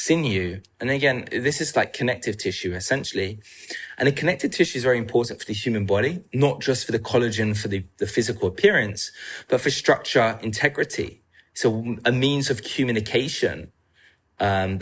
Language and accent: English; England, United Kingdom; I'm from England